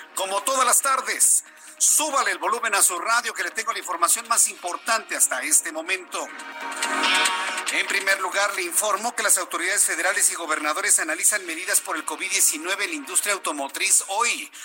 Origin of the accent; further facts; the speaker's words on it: Mexico; como mexicanos que somos